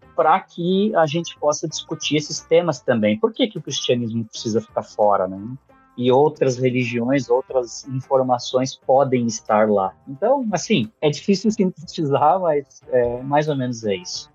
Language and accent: Portuguese; Canoas, Rio Grande do Sul, Brazil; also born or lived in São Paulo / São José dos Campos; eu fui, fui criado numa cidade chamada Canoas, no Rio Grande do Sul